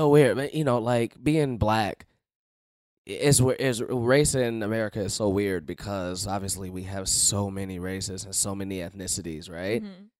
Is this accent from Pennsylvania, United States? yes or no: no; Chicago, Illinois, United States; I grew up in Chicago. It's the same. I've been in the bubble my entire fucking life.